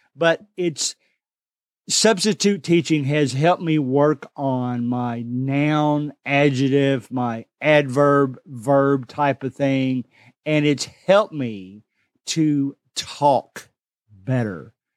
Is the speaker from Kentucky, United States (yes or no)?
yes; Kentucky, United States; I'm from the South. I'm from Kentucky. We just talk different than everybody